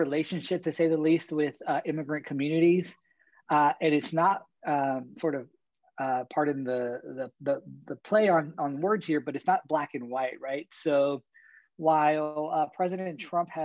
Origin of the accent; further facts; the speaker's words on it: San Antonio, Texas, United States; moved away; my home state of San Antonio, Texas